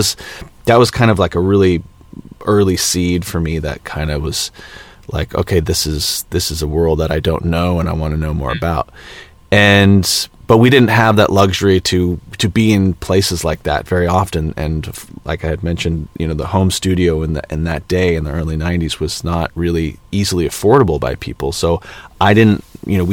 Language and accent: English; Los Angeles, California, United States; growing up in Los Angeles